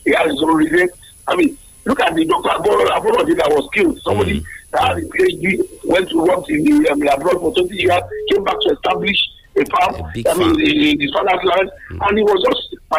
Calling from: Abeokuta, Ogun State, Nigeria; I is calling from the People's Parliament in Abeokuta.

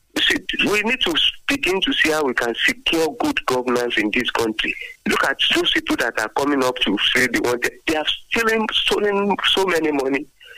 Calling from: Abeokuta, Ogun State, Nigeria; from Abeokuta.

